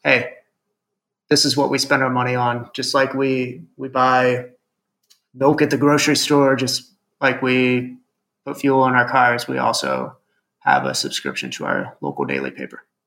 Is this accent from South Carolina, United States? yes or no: no; Fremont, Ohio, United States; I grew up in Ohio and went to a small private Catholic school